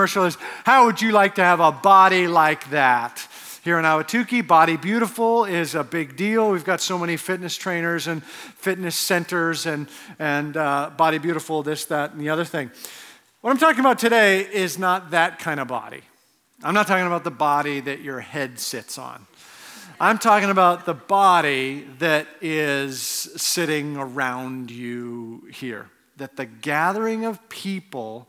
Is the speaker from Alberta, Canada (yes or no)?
yes; Edmonton, Alberta, Canada; also born or lived in Cincinnati; now in Arizona, United States; I'm from Edmonton